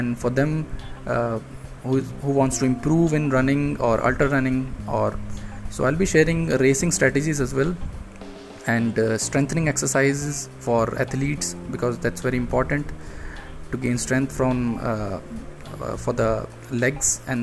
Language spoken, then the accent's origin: English; India; I'm from India